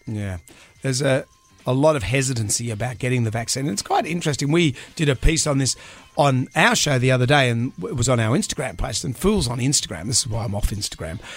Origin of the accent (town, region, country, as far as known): Australia